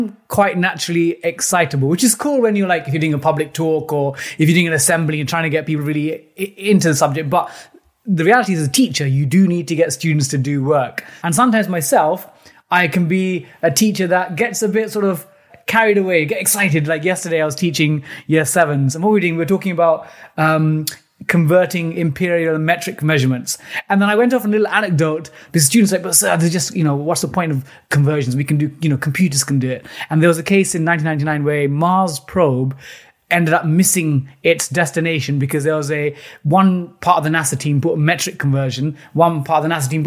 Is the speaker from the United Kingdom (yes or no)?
yes; London, United Kingdom; my parents are from South India, Kerala State, and they moved to Britain in the late 70s, growing up in East London, initially in a council estate in East Ham, still in East Ham now